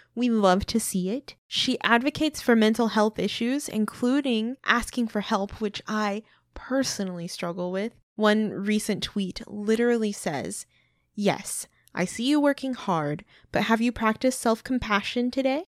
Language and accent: English; Midwest, United States; we're from the Midwest